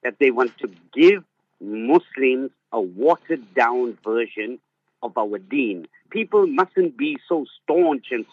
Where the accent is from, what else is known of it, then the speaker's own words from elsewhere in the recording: Zimbabwe; now in Cape Town, South Africa; when I grew up in Zimbabwe, Maulana, we had maktab Monday to Saturday